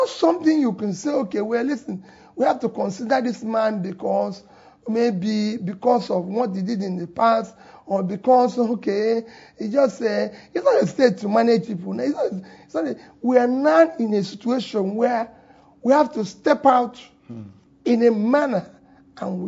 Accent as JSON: {"language": "English", "region": "South East Nigeria", "country": "Nigeria", "also_born_or_lived": "Onitsha, Anambra State", "said": "I'm from the Southeast or because I'm an Igbo man"}